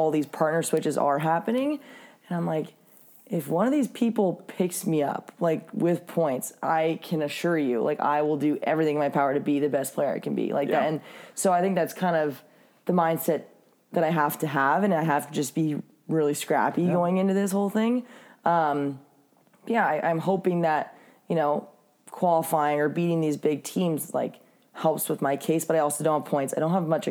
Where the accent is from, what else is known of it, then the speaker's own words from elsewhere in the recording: San Diego, California, United States; I am from San Diego, like probably going to move up here